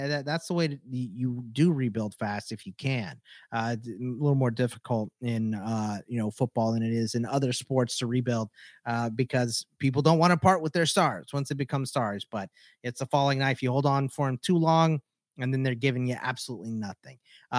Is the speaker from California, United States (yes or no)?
no; Texas, United States; I'm also a Texan